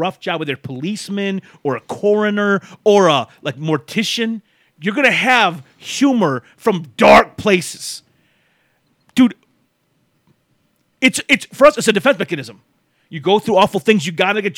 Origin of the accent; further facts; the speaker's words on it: Texas, United States; I'm from Texas.